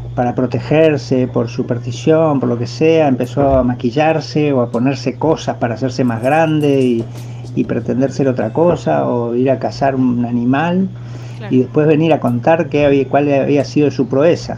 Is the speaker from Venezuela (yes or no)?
no; Uruguay; yo soy uruguayo